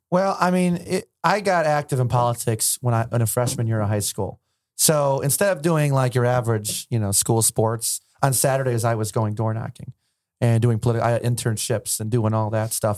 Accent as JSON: {"language": "English", "town": "Alexandria", "region": "Virginia", "country": "United States", "tie": "born or raised there", "said": "I grew up in Virginia."}